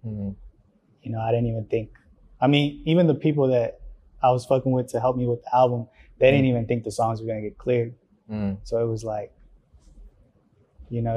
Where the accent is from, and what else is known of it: Riverdale, United States; born or raised there; first language Spanish; English is a second language; also born or lived in Mexico